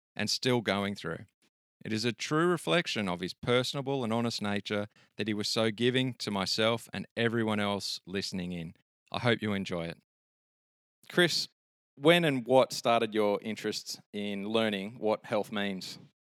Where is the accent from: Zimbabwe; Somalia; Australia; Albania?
Australia; Sydney, New South Wales; moved away; my hometown of Sydney